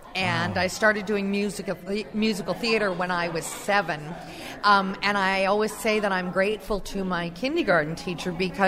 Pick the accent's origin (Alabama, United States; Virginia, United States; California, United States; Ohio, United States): California, United States; Anaheim; I grew up in Orange County, went to Anaheim High, Brookers Junior High.